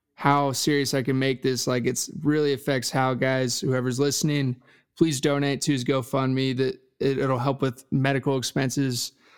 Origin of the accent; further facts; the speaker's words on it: Dallas, Texas, United States; I'm from Dallas, Texas